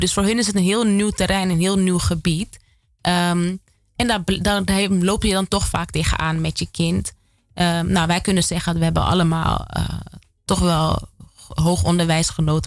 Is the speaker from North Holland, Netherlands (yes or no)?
yes; Amsterdam, North Holland, Netherlands; moved away as an adult; Ik kom uit Amsterdam Zuidoost. Ik woon er nu niet meer